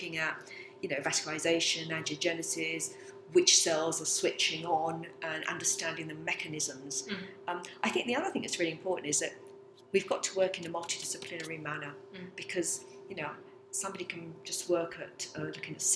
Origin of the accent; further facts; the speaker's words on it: England, United Kingdom; also born or lived in Abruzzo, Italy; we come from a lovely picturesque little village in the Abruzzo region in Italy. And my father came over here in 62, like all immigrants, to a better life for his family and children. And basically we grew up here.